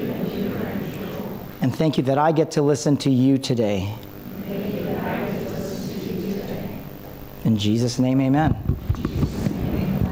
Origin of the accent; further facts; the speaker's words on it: Philippines; I'm Filipino